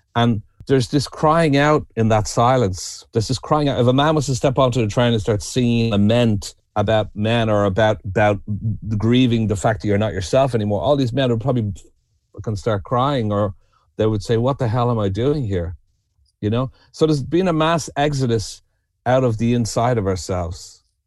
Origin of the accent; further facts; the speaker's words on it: Dublin, Leinster, Ireland; moved away as an adult; also born or lived in New York; now in the Burren, Ireland; I'm originally from Dublin, and I'm a Celt